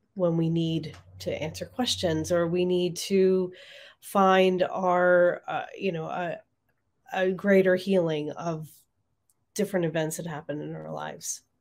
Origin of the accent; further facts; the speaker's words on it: Marlton, New Jersey, United States; moved away; It's on Main Street in Marlton. So my hometown. It's great to be back home